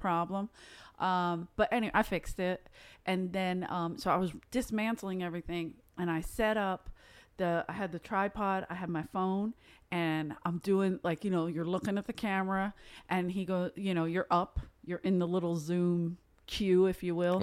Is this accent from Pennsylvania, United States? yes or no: yes; Philadelphia, Pennsylvania, United States; now in Los Angeles, United States; originally I'm from South Philly